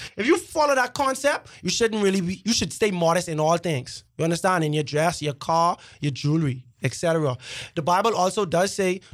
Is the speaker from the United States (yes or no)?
no; Bahamas; I'm a Bahamian. I'm from the Bahamas